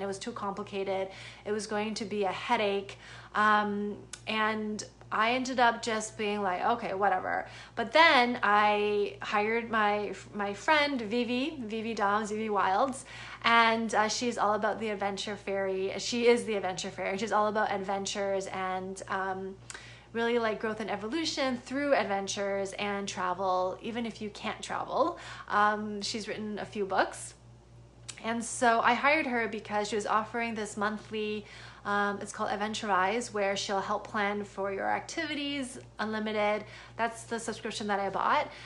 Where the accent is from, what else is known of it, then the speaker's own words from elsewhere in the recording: Canada; moved away as an adult; now in United States; I'm a Canadian citizen. I live in the US